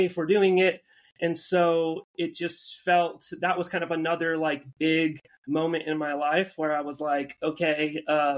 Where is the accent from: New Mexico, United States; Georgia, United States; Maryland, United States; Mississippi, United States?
New Mexico, United States; Albuquerque; moved away as an adult; also born or lived in Oregon; now in San Diego, United States; I'm from Albuquerque, New Mexico. I grew up kind of at the base of the mountains there.